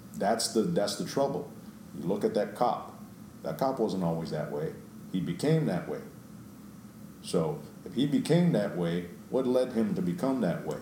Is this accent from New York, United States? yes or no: yes; New York City, New York, United States; I grew up in New York